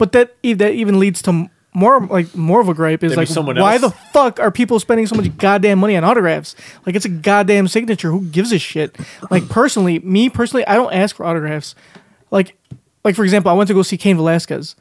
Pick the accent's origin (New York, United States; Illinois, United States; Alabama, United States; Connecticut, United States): Illinois, United States; Chicago; being a Chicagoan